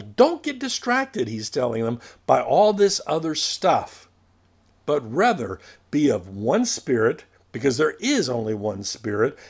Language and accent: English; United States; we were raised in America